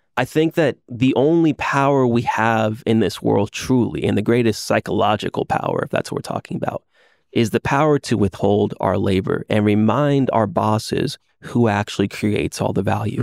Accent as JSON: {"language": "English", "town": "Orlando", "region": "Florida", "country": "United States", "said": "I'm from Orlando, Florida."}